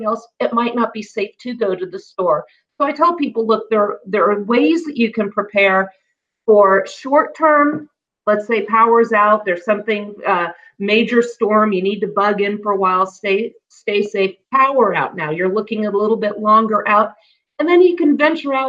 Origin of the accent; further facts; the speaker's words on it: California, United States; growing up in California as a little girl